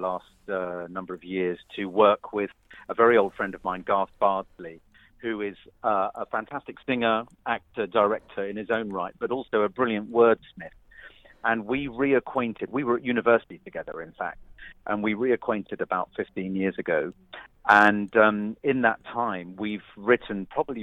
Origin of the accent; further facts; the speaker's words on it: Suffolk, East of England, United Kingdom; I was born and brought up in Suffolk